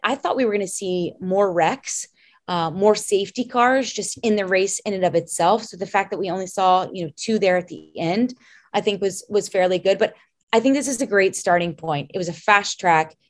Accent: Louisville, Kentucky, United States; I'm from Louisville, Kentucky

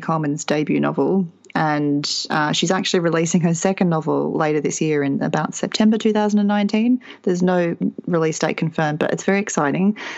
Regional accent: Australia; being Australian

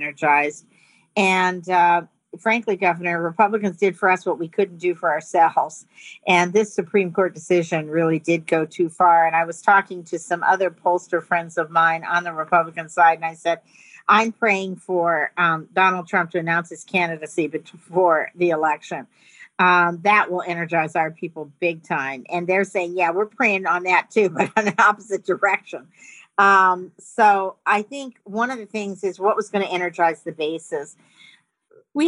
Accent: Montana, United States; I'm from Montana

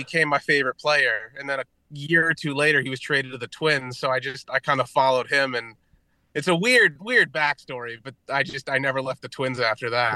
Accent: Connecticut, United States; I'm from Connecticut

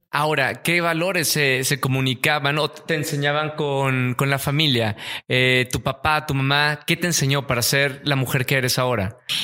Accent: Monterrey, Nuevo León, Mexico; Monterrey, que yo nací eh, rodeado de montañas.

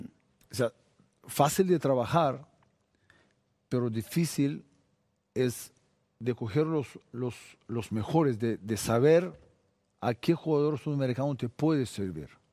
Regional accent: Bulgaria; Spanish is a second language; moved away as an adult; Yo salí de Bulgaria 23 años

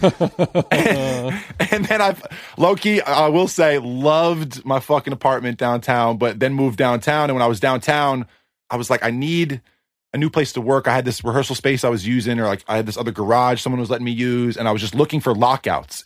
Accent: East Coast, United States; now in Los Angeles, United States; I grew up in the East Coast

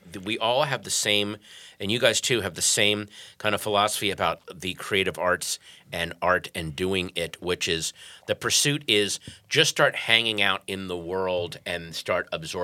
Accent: Virginia, United States; And I grew up in Virginia

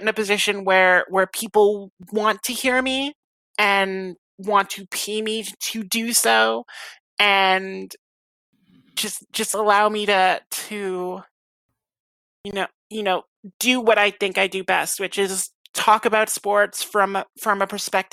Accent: Canada; I'm Canadian

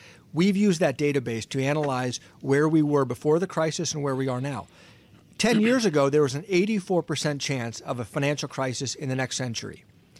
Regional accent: Ohio, United States; Listen, unfortunately, I was born and raised in Ohio, and I'm unfortunately a lifelong Browns fan.

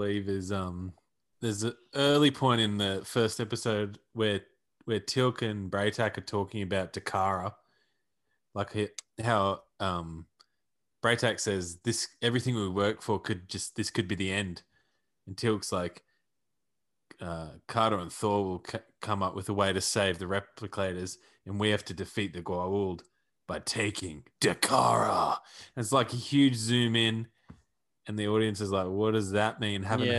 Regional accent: Australia; I don't care. I don't care. I'm Australia.

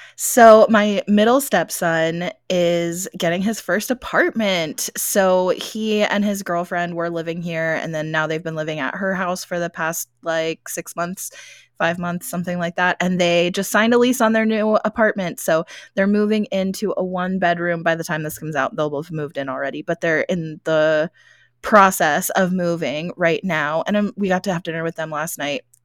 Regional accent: Gettysburg, Pennsylvania, United States; now in Arizona, United States; I'm from Gettysburg, so I grew up in Gettysburg

